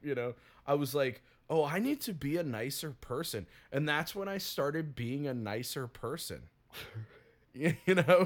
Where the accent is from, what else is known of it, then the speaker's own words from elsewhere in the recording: the South, United States; I'm from the South